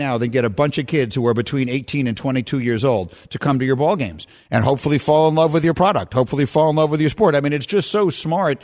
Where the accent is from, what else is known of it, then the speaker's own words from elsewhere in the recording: New York City, New York, United States; moved away as an adult; also born or lived in Evanston, Illinois; I grew up in New York City. I was as New York a kid as you could possibly be.